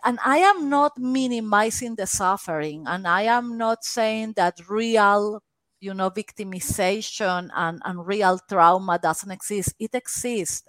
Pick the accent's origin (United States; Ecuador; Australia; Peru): Peru; English is a second language; moved away; I am Peruvian.